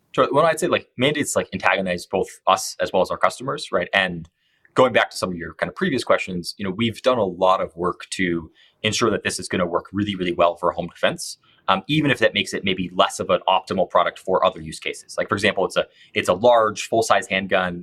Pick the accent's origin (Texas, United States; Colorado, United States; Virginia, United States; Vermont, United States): Colorado, United States; I grew up here in Colorado